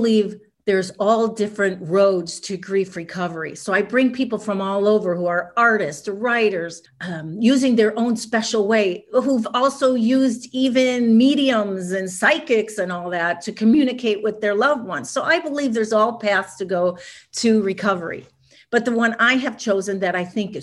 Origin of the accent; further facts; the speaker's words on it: Chicago, Illinois, United States; moved away as an adult; now in Los Angeles, United States; I was from Chicago. I was living in Chicago